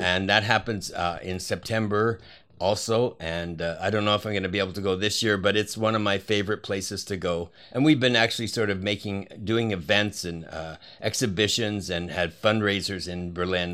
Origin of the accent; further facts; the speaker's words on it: Canada; moved away; also born or lived in Hawaii / New York; I'm Canadian born, and and then I uh, was living in different cities in America